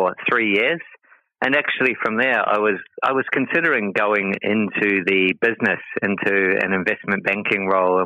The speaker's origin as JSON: {"language": "English", "town": "Te Aroha", "region": "Waikato", "country": "New Zealand", "tie": "born or raised there", "also_born_or_lived": "Christchurch, New Zealand", "moved": "as an adult", "lives_now": "Singapore", "said": "I grew up in New Zealand in a little town called Te Aroha"}